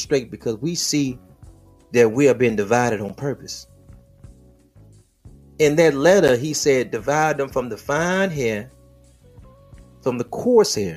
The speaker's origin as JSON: {"language": "English", "town": "Detroit", "region": "Michigan", "country": "United States", "said": "I'm from a plantation called Detroit. And you know what we wrestle over? What side of the plantation we from? I'm from the west side of the plantation of Detroit"}